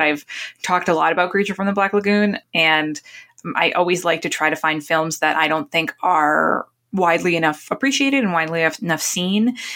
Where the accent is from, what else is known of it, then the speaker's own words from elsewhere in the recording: Newburyport, Massachusetts, United States; where I grew up in Newburyport, Massachusetts